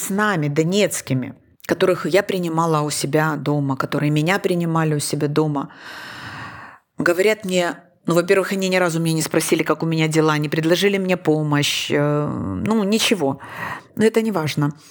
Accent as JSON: {"language": "Russian", "region": "Donetsk Oblast", "country": "Ukraine", "also_born_or_lived": "Kyiv", "said": "я дончанка, я киевлянка, я украинка, я еврейка"}